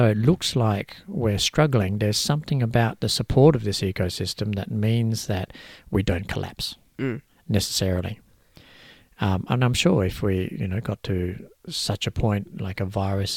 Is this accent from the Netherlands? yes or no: no; Australia; I'm Australian born as well